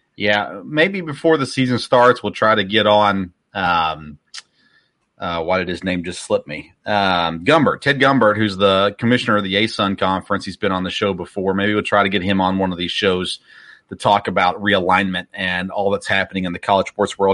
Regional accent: Tennessee, United States; So I grew up in Tennessee, grew up a Tennessee fan

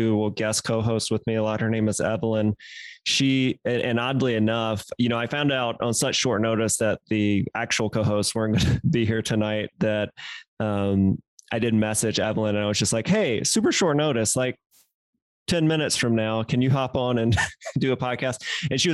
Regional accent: Mississippi, United States; moved away; I am originally from Mississippi.

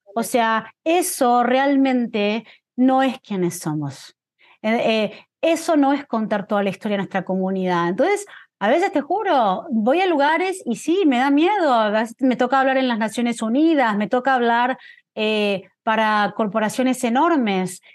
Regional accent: La Plata, Buenos Aires Province, Argentina; moved away as an adult; now in United States; soy de una ciudad que se llama La Plata, Crecí en La Plata hasta los 17 años, ahí me mudé a Buenos Aires

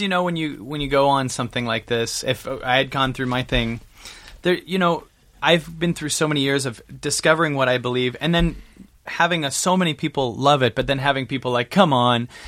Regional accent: Seattle, Washington, United States; now in Calabasas, United States; I'm from Seattle

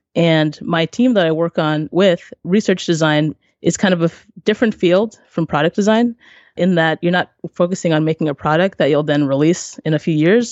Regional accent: Maryland, United States; I am from Maryland, over on the East Coast, and my family is from Haiti.

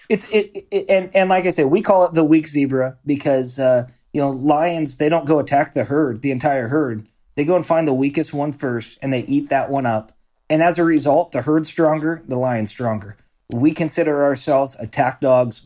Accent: Salem, Oregon, United States; born and raised in Salem, Oregon

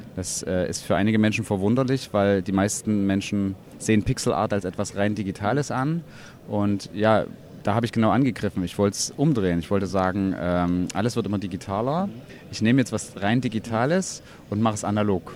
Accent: Leipzig, Saxony, Germany; bin aus Leipzig, bin unter anderem freischaffender Künstler

